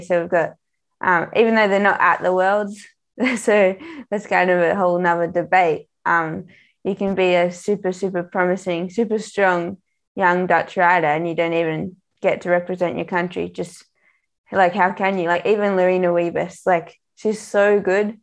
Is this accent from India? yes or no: no; Australia; I'm Australian